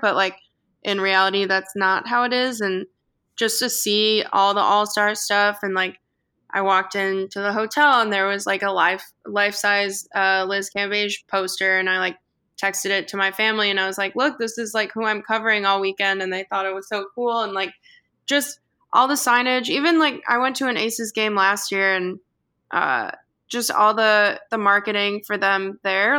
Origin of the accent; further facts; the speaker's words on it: Chicago, Illinois, United States; I grew up watching the Bulls because I'm from Chicago